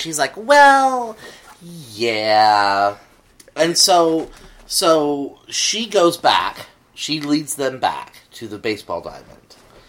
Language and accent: English; Texas, United States; I grew up in Texas.